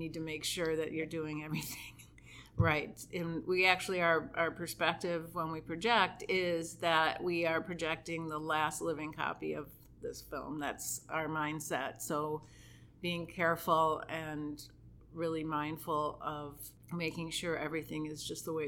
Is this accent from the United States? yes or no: yes; Rochester, New York, United States; I'm from Rochester, and I live right near the George Eastman Museum